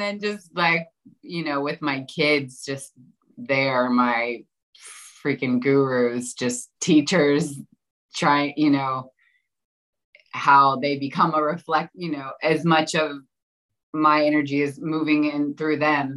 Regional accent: Florida, United States; I grew up in Florida

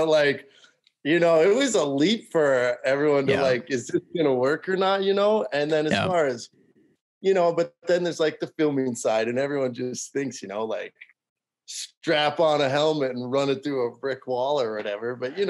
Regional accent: Cormorant, Minnesota, United States; Okay, so let's so I'm from Cormorant, went to school in Lake Park, and graduated 2016

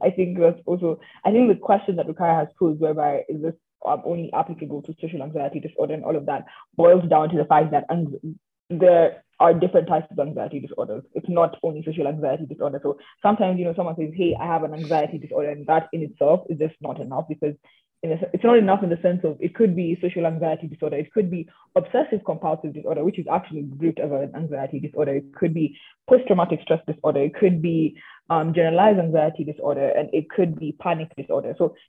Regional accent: Kenya; I am Kenyan myself. I literally travel under a Kenyan passport.

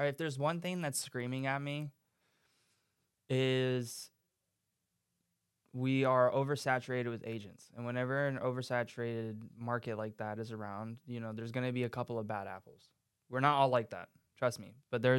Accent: Bosnia & Herzegovina; moved away; I'm from Bosnia.

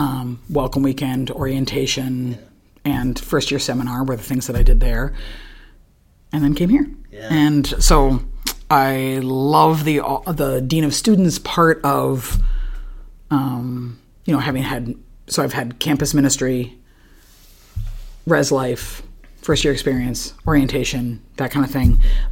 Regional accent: North Dakota, United States; I grew up as a Quaker. I grew up in North Dakota.

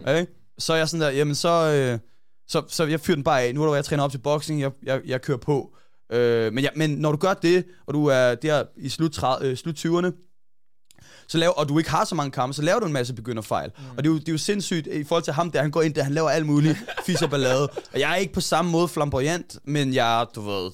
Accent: Hvidovre, Capital Region of Denmark, Denmark; jeg voksede op først i Hvidovre

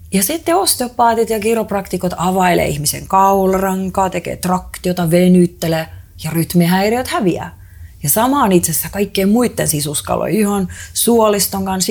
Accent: Estonia; mä oon itse Eestistä kotoisin

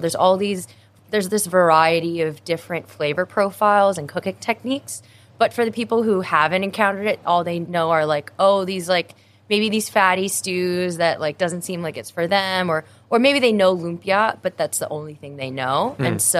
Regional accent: New Jersey, United States; moved away as an adult; also born or lived in New York; now in Hong Kong; I'm Filipino-American. I've always grown up around Filipino food. Even though I was born in the U.S., I always was surrounded by a close, tight-knit Filipino community. My hometown in New Jersey has like 4% population Filipinos. And so I've always been very proud to be Filipino.

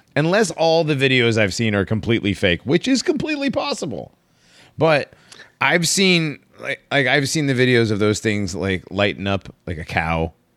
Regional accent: Connecticut, United States; moved away; also born or lived in Florida; I grew up in Connecticut

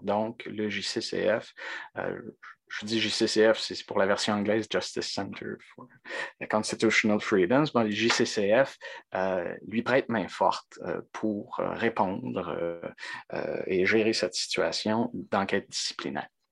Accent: Quebec, Canada; on est québécois

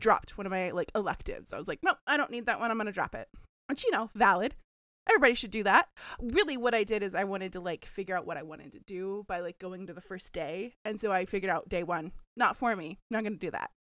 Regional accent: the South, United States; I'm from the South.

